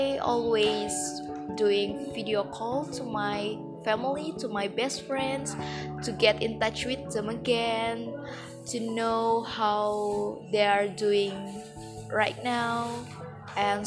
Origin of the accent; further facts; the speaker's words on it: Jakarta, Indonesia; moved away as an adult; now in Malang, Indonesia; I'm college student of University Merdeka Malang, and I came from Jakarta.